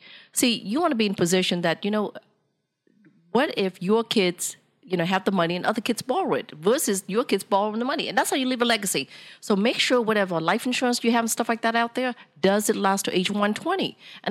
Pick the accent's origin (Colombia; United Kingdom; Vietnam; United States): Vietnam; English is a second language; you asked me earlier, what country am I from? I said, I'm from Vietnam.